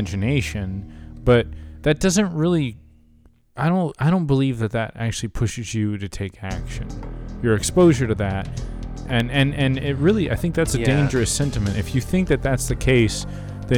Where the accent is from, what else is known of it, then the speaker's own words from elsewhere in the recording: Irving, Texas, United States; also born or lived in Los Angeles; in Irving, which is actually you and my original hometown